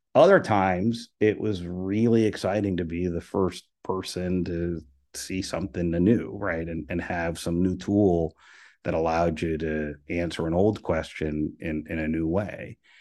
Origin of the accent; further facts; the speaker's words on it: Venezuela; moved away; also born or lived in Miami; I'm, I'm from Venezuela.